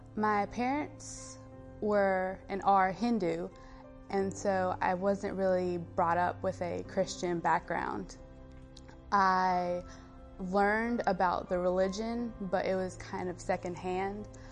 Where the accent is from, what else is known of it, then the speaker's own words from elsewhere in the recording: Fort Lawn, South Carolina, United States; I was born and brought up in a really small town in South Carolina called Fort Lawn